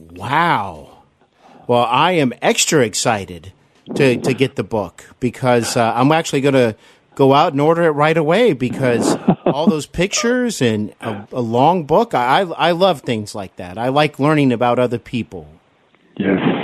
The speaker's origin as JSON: {"language": "English", "town": "Cincinnati", "region": "Ohio", "country": "United States", "tie": "born or raised there", "also_born_or_lived": "Glendale, California / Burbank, California", "moved": "as an adult", "said": "I'm here in my hometown of Cincinnati, Ohio."}